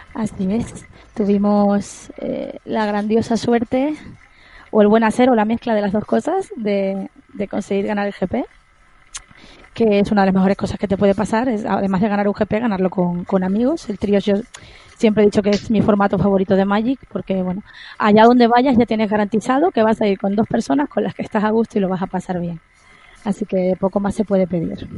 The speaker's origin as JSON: {"language": "Spanish", "town": "Santa Cruz de Tenerife", "region": "Canary Islands", "country": "Spain", "moved": "as an adult", "lives_now": "Madrid, Spain", "said": "yo soy de, Tenerife, de Santa Cruz de Tenerife, y luego me trasladé a Madrid en enero del 2002"}